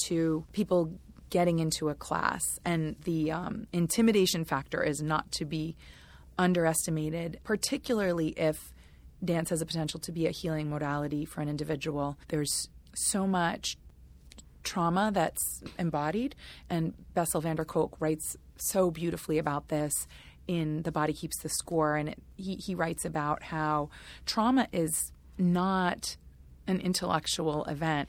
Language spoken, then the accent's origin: English; United States; I'm an American person